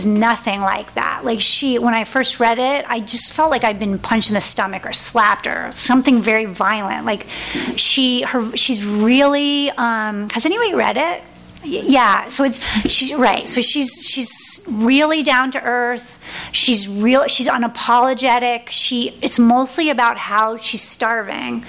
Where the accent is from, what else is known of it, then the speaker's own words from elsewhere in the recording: New England, United States; I'm also from New England